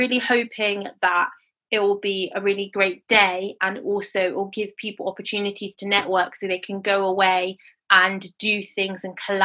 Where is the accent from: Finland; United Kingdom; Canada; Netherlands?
United Kingdom; also born or lived in Nigeria; I am British Nigerian